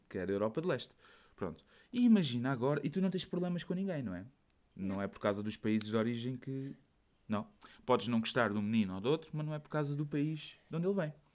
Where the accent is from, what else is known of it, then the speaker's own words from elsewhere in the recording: Portugal; moved away as an adult; now in Belgium; eu disse que era de Portugal